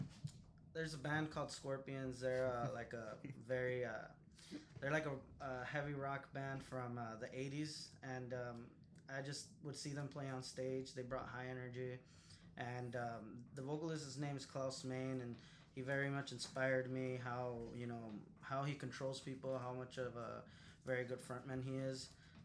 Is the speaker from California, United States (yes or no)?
yes; Los Angeles, California, United States; I grew up in Boyle Heights in East LA.